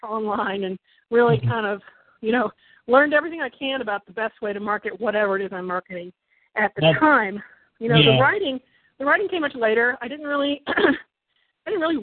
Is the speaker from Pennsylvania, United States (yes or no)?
no; Kentucky, United States; now in Ann Arbor, United States; I live in Ann Arbor, Michigan. I'm originally from Kentucky